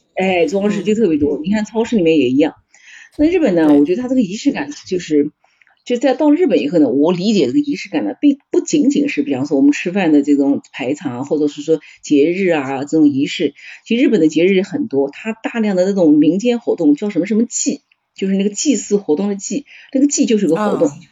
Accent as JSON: {"language": "Chinese", "country": "China", "said": "我们来自中国"}